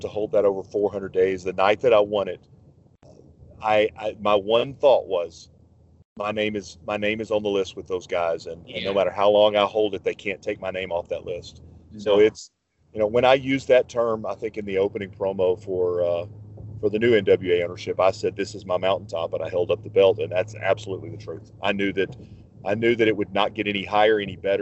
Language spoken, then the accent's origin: English; Arkansas, United States; moved away as an adult; now in Texas, United States; I grew up in Arkansas, and I've lived in Texas for 20 years